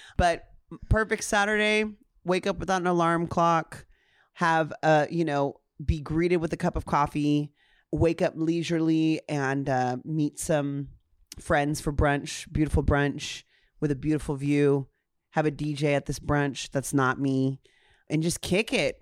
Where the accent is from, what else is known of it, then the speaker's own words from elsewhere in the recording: Ontario, California, United States; growing up in Ontario, California.